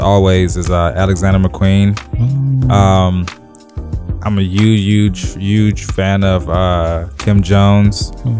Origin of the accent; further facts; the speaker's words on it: Zimbabwe; moved away; also born or lived in England / Los Angeles / Texas / Massachusetts; I'm originally from Zimbabwe. That's a little bit above South Africa. Well, kind of right above South Africa.